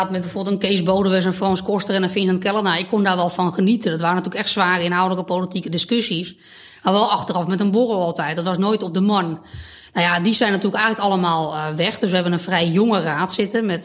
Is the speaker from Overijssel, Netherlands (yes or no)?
no; Beverwijk, North Holland, Netherlands; Ik ben opgegroeid eh, aan, de, eh, aan de oever. Oké. en hm. later aan de Munnikenweg. Dus eigenlijk altijd een beetje die kant van, van Beverwijk. Daar ben ik nu ook weer terug. Ik woon nu op, de Vennelaan.